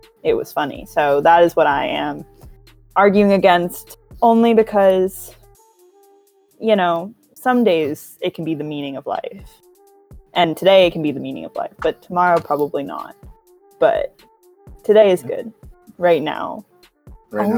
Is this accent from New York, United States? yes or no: no; Atlanta, Georgia, United States; accent: inner city Atlanta public school; Southern; moved away; my inner city Atlanta public school accent